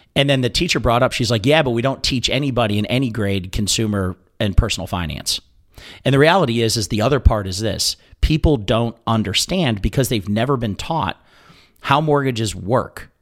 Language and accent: English; Ohio, United States; moved away; I grew up in Ohio, so we went to the sister, wh-, which was King's Island.